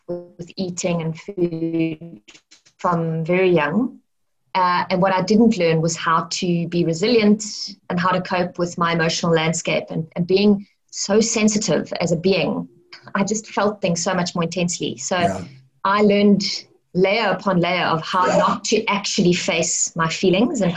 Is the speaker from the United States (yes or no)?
no; Cape Town, Western Cape, South Africa; also born or lived in Johannesburg / Stellenbosch / Grahamstown; I grew up in Cape Town City. I mean, I was born in Mooly Point. But then I lived in Johannesburg from like the age of 4 to I think about 10. And then I came back to Cape Town and I grew up in Greenpoint on the Atlantic seaboard.